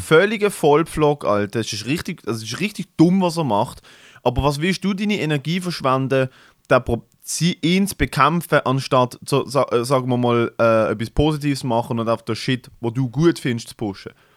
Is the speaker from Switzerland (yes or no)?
yes; Basel, Basel-Stadt, Switzerland; bei uns in Basel